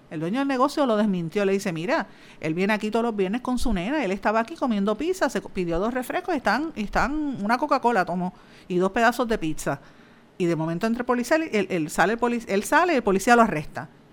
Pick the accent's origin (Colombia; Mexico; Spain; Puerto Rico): Puerto Rico; Guaynabo; soy de Guainabo, natural de, Guainabo